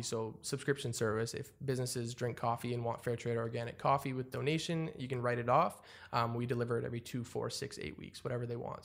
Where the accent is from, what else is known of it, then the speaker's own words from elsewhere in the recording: Ottawa, Ontario, Canada; I'm from Ottawa